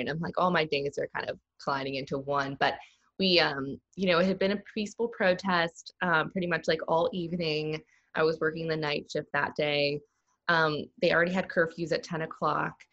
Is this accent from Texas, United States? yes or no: yes; Texas, United States; now in Raleigh, United States; when I say, oh, I'm from Texas, they're like, oh, you know, they all just automatically assume, you know, it's super country, a red state. And to be honest, Raleigh is way more country than any place I've ever lived